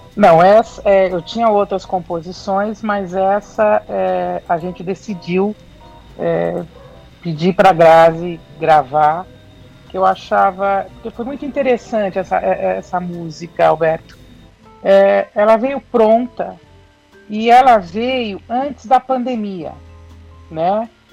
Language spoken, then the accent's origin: Portuguese; São Paulo, Brazil; sou de São Paulo, da capital